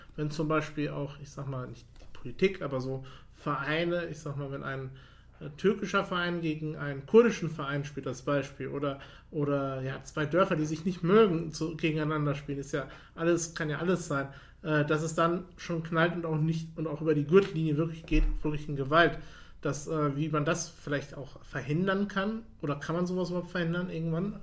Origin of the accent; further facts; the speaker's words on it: Paderborn, North Rhine-Westphalia, Germany; Ich komme aus Paderborn